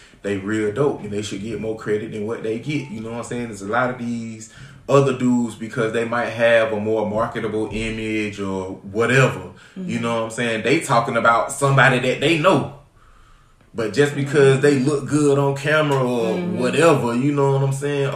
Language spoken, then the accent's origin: English; Augusta, Georgia, United States; now in Atlanta, United States; I'm not even originally from Atlanta. I'm from Augusta, Georgia. We moved up here in 1995